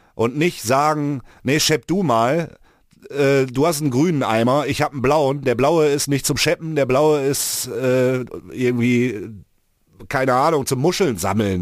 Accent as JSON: {"language": "German", "town": "Mülheim an der Ruhr", "region": "North Rhine-Westphalia", "country": "Germany", "tie": "born or raised there", "said": "hier ist ja der Ort, wo ich aufgewachsen bin."}